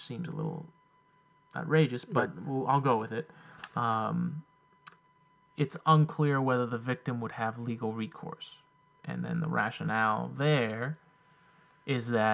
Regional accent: United States; I was born here, so firstly I'm American

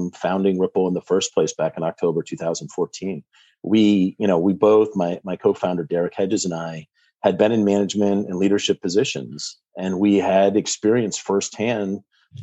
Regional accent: Vermont, United States; also born or lived in Boston, Massachusetts; now in Medfield, United States; Born and raised in Vermont, so I've got New England roots.

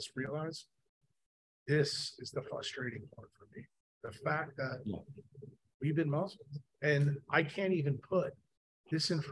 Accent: New York, United States; we are both from New York

